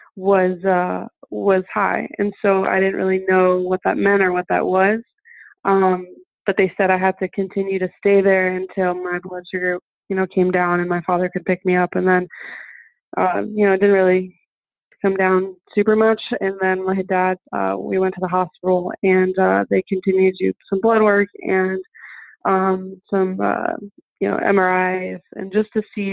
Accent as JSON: {"language": "English", "town": "Fort Lauderdale", "region": "Florida", "country": "United States", "tie": "born or raised there", "also_born_or_lived": "Mannheim, Germany", "first_language": "German", "second_language": "English", "said": "we moved to Florida, Fort Lauderdale, Florida, when I was seven"}